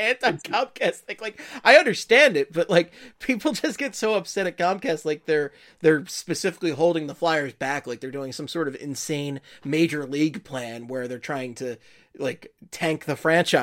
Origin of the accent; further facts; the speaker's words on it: Philadelphia, Pennsylvania, United States; as a Philadelphian